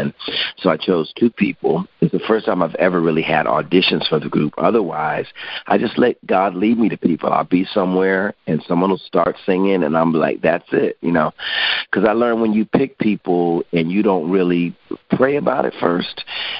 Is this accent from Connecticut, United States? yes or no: yes; Hartford, Connecticut, United States; In Hartford, Connecticut. Hartford.